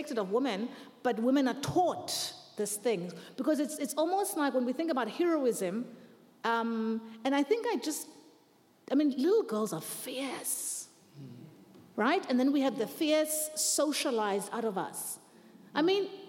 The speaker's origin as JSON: {"language": "English", "country": "South Africa", "said": "I'm South African"}